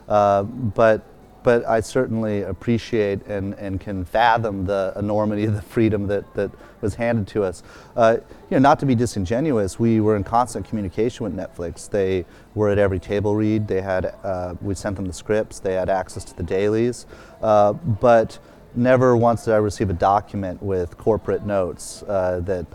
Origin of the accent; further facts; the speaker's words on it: St. Louis, Missouri, United States; moved away; I was growing up in St. Louis and other places